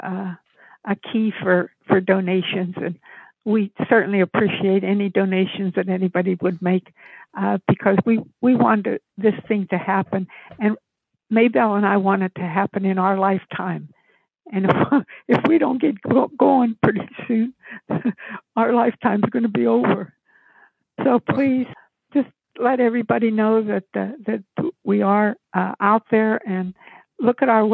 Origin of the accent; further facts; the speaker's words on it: a small town outside of Pittsburgh, Pennsylvania, United States; moved away; I came from Pittsburgh, a small town outside of Pittsburgh